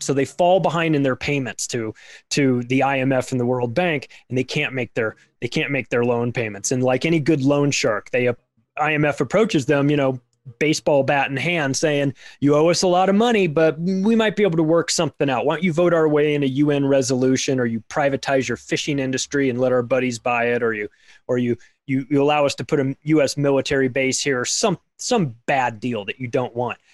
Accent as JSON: {"language": "English", "country": "United States", "tie": "born or raised there", "said": "I'm an American who lives in America, has lived here my whole life"}